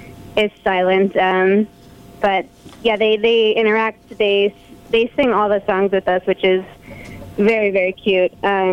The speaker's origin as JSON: {"language": "English", "town": "Tolland", "region": "Connecticut", "country": "United States", "tie": "born or raised there", "said": "So I grew up in Connecticut"}